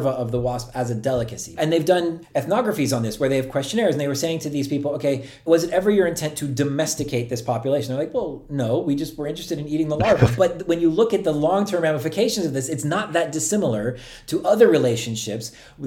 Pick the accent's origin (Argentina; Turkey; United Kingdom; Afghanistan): Turkey; moved away; When I was growing up in Turkey